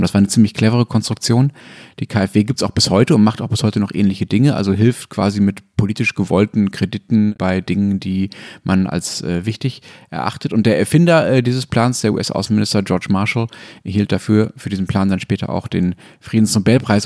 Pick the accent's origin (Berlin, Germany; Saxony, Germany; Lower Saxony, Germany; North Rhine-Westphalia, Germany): North Rhine-Westphalia, Germany; Essen region; Ich bin meiner Heimatregion halt äh, in besonderer Zuneigung verbunden